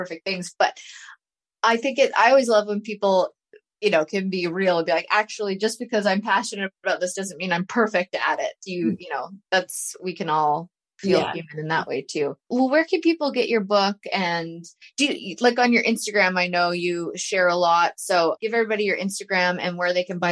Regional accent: Canada; now in Tennessee, United States; I'm from Canada

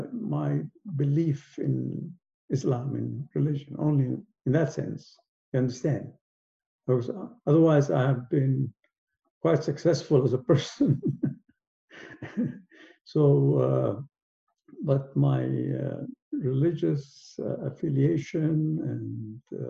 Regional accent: Aden, Yemen; moved away; also born or lived in Edinburgh, Scotland; And I was born in Aden, which is a British colony. So I kind of grew up in a somewhat British environment

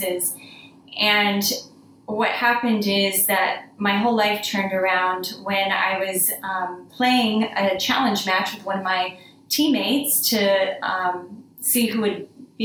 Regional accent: Florida, United States; I'm from Florida

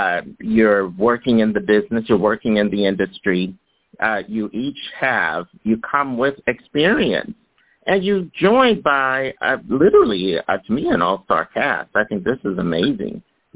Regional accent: Philadelphia, Pennsylvania, United States; So you talk food is what, and I'm from Philly, folks, and know out there are fans.

